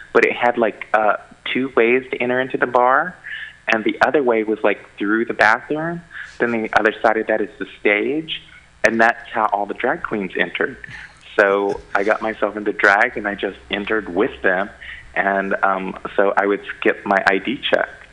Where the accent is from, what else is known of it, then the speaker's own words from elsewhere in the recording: Tupelo and Stonewall, Oklahoma, United States; moved away as an adult; now in San Francisco, United States; I grew up between these two really small towns of Tupelo, Oklahoma, and Stonewall, Oklahoma